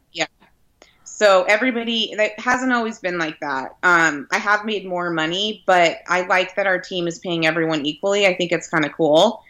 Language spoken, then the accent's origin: English; Redlands, California, United States; my hometown community